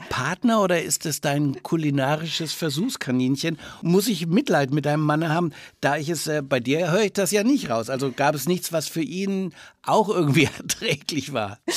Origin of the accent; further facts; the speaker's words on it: Franconia, Bavaria, Germany; Als Franke